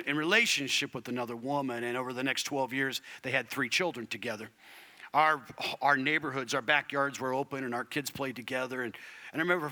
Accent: Arizona, United States; I was raised in Arizona

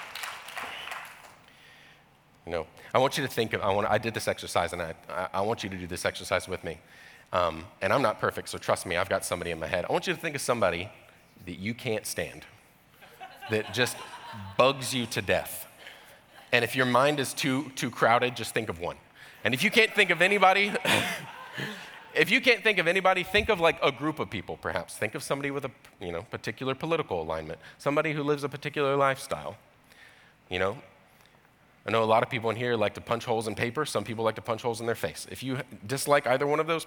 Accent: Georgia, United States; I grew up in Georgia, in the deep south

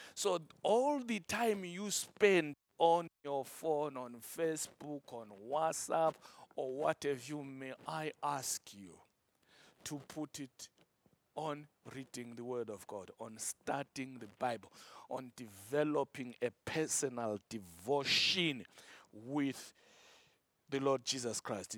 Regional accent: Zimbabwe; my country, Zimbabwe

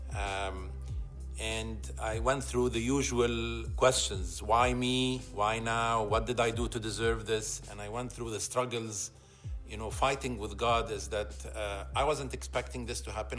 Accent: Egypt; moved away as an adult; also born or lived in Alexandria, Egypt / Cairo, Egypt; now in Toronto, Canada; I was born and raised in Egypt

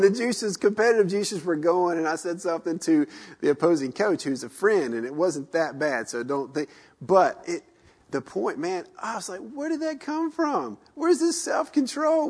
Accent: the South, United States; moved away as an adult; we grew up in the South

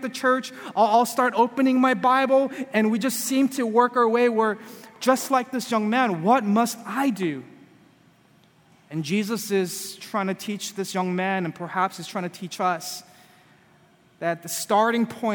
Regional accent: California, United States; moved away; I'm from California, and I grew up, you know, when I was a kid

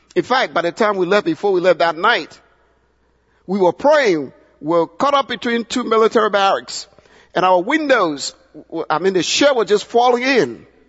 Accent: Liberia; now in United States; my home country, Liberia

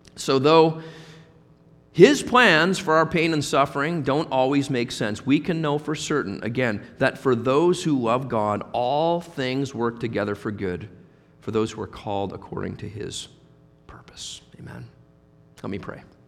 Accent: Halifax, Nova Scotia, Canada; moved away as an adult; also born or lived in Guelph; in Halifax, where we were both born and raised.

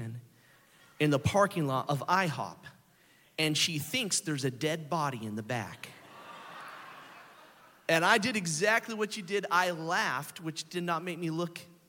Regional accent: Oklahoma City, Oklahoma, United States; we're from Oklahoma City

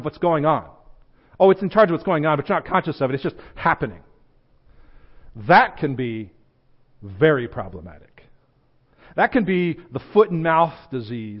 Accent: United States; I'm an American

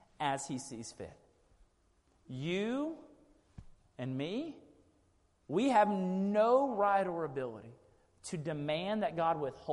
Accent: Sugar Land, Texas, United States; I grew up in Sugar Land, Texas

